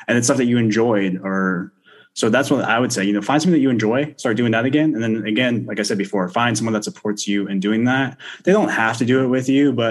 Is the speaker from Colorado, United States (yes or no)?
no; Florida, United States; I grew up in Florida. I grew up surfing a lot